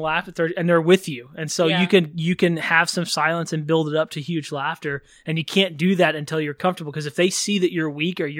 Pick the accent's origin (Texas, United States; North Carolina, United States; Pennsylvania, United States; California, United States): Texas, United States; moved away as an adult; I grew up in Texas, lived there for most of my life. And then in 2015, when I was, what was I then? 31-ish. And I moved out here to pursue comedy